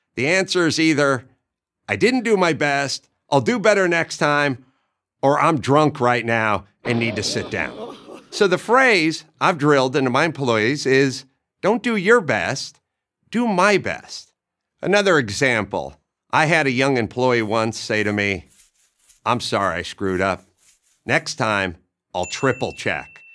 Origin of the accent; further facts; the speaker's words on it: Southern California, United States; I grew up in Southern California